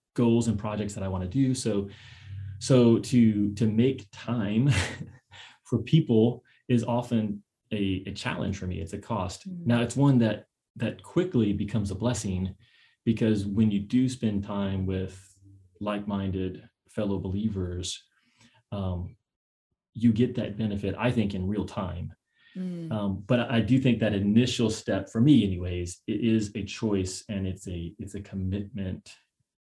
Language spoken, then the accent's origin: English; Kentucky, United States; now in San Diego, United States; I grew up in Kentucky